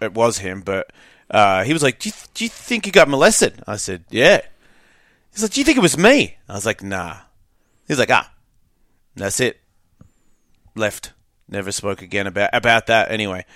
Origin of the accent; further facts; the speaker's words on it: Australia; moved away; I grew up rough. It depends on where you are. If you're like a. I think if you're well off, it's different. I think if you're just average. Middle Australia